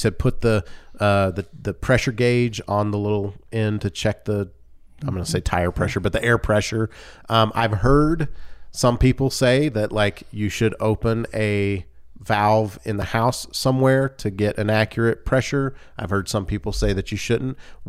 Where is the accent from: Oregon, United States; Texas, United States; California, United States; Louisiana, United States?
Louisiana, United States; I come from Louisiana, and we do some really strange things there.